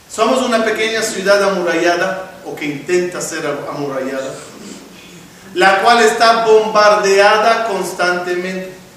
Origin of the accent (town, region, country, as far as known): Israel; born or raised there; now in Mexico